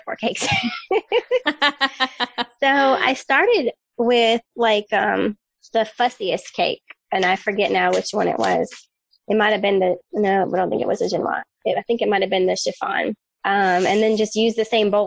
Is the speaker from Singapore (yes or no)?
no; United States; I'm American